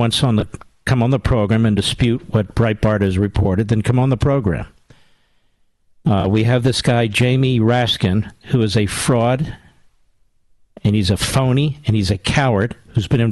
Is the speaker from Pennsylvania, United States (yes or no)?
yes; Cheltenham, Pennsylvania, United States; my hometown of Cheltenham, Pennsylvania